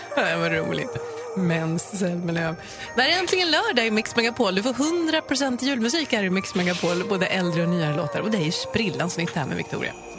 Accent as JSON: {"language": "Swedish", "town": "Uppsala", "region": "Uppsala County", "country": "Sweden", "said": "jag är från Uppsala. Jag kommer alltid vara Uppsala-tjej i själ och hjärta."}